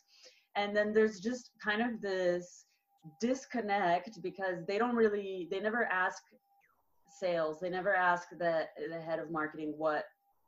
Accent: Southern California, United States; moved away as an adult; also born or lived in France; now in Barcelona, Spain; I grew up in California, in Southern California, in the desert in between LA and San Diego.

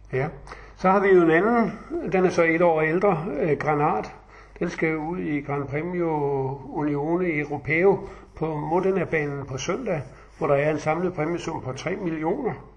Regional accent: Funen, Southern Denmark, Denmark; jeg er jo Fynbo

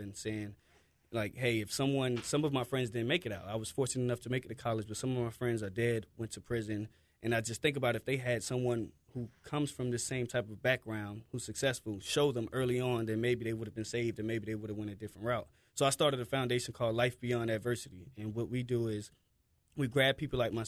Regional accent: Orlando, Florida, United States; I'm from Richmond Heights, Florida. It's a neighborhood near L.B. McLeod.

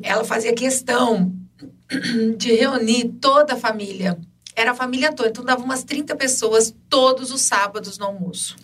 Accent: Ribeirão Preto, São Paulo, Brazil; also born or lived in Jardinópolis; Nasci aqui em Ribeirão Preto, por um tempo fui morar em Jurucê

